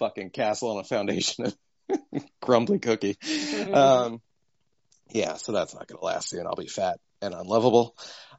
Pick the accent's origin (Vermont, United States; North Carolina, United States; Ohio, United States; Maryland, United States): Maryland, United States; accent: Western Maryland; yeah, my Western Maryland accent, and it's just him